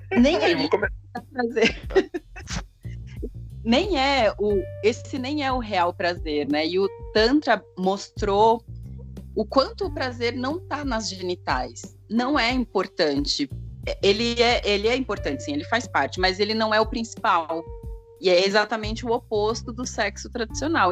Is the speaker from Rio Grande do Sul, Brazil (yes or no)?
no; São Paulo, Brazil; eu sou de São Paulo, capital